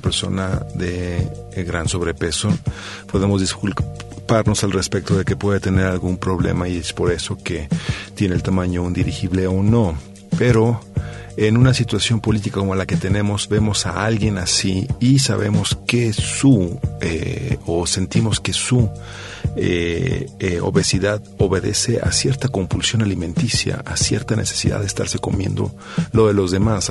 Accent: Mexico; nosotros como mexicanos, como ciudadanos mexicanos

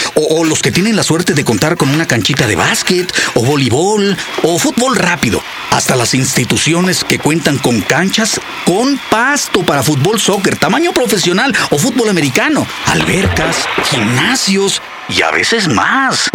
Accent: Mexico; escribir respecto a la educación sexual en mi país

